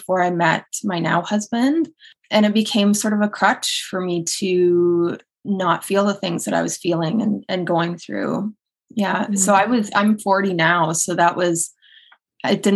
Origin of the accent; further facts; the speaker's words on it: Edmonton, Alberta, Canada; moved away as an adult; also born or lived in England / Kelowna / Toronto; now in Pennsylvania, United States; So I am Canadian, born and raised. I grew up on the west side of Canada, very cold place called Edmonton, Alberta.